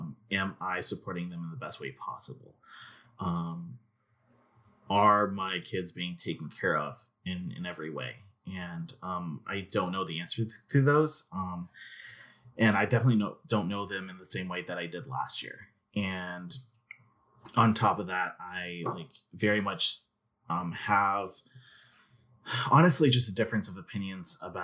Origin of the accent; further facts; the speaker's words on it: Arkansas, United States; I grew up in Arkansas for the most part. I lived in BB for most of my life